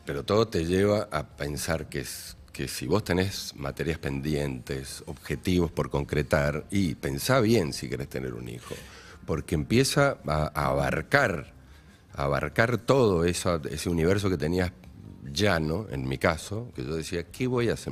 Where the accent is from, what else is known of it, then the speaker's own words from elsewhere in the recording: Maipú, Mendoza, Argentina; yo soy, primero que soy de Maipú, de Mendoza, me crié en la tierra, en baldíos